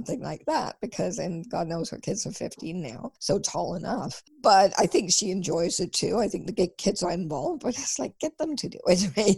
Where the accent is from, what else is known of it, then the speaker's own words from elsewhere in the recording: Denmark; I'm from Denmark and we celebrate on Christmas Eve.